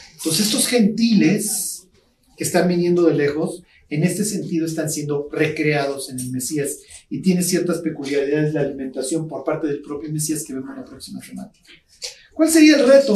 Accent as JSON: {"language": "Spanish", "country": "Mexico"}